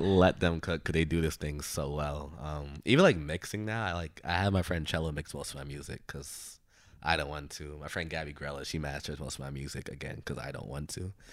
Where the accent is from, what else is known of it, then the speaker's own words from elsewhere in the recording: Brooklyn, New York, United States; growing up in Bru-, like, Brooklyn